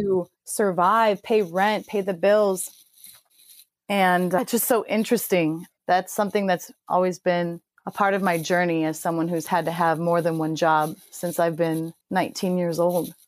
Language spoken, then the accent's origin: English; Chicago, Illinois, United States; now in San Diego, United States; I'm currently in San Diego and I'm from Chicago